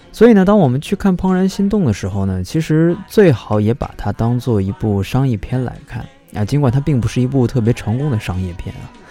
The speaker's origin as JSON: {"language": "Chinese", "country": "China", "said": "如果从我们中国人的角度来说的话"}